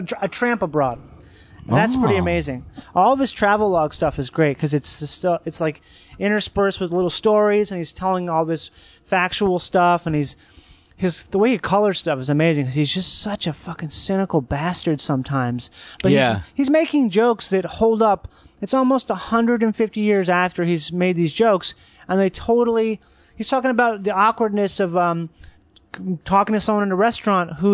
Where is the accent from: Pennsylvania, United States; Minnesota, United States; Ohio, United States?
Minnesota, United States; St. Paul; moved away; also born or lived in Florida; I grew up in St. Paul